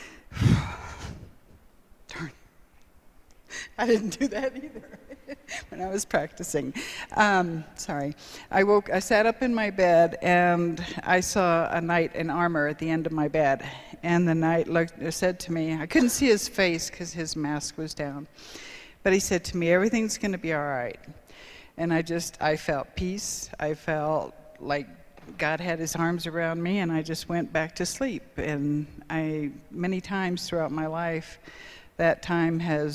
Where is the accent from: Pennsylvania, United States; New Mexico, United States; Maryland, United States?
New Mexico, United States; Albuquerque; When I was about 6 or 7, growing up in Albuquerque